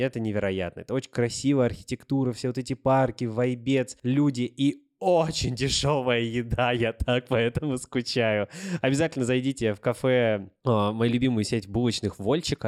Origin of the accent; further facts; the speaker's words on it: Sayansk, Irkutsk Oblast, Russia; moved away; also born or lived in Spain; я родился в Сибири, в городе Саянске, Иркутская область, и да, я настоящий сибиряк